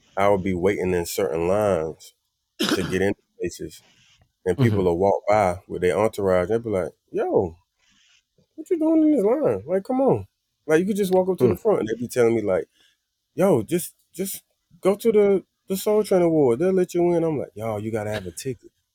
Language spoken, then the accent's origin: English; Wilson, North Carolina, United States; moved away; also born or lived in New York; Wilson, North Carolina is very chill. Everything is the mm. same. We eat the same food. And when I got to New York